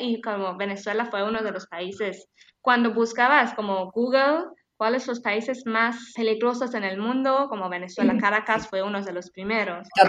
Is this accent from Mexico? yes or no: no; Tehran, Tehran Province, Iran; Spanish is a second language; moved away as an adult; Yo soy de Teherán, de capital de Irán, una chica que, bueno, nací en la ciudad